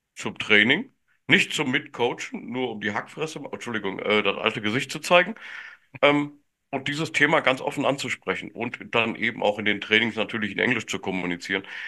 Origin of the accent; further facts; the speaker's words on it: Germany; first language German; als Deutscher und Deutschsprachiger